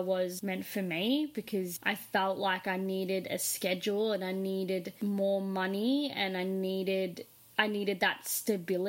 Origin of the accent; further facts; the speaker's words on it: Australia; moved away as an adult; also born or lived in Los Angeles, United States; I was from Australia